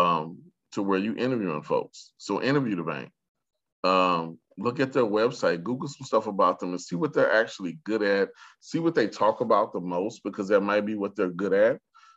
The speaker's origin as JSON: {"language": "English", "town": "Sioux Falls", "region": "South Dakota", "country": "United States", "tie": "born or raised there", "said": "growing up in Sioux Falls, South Dakota"}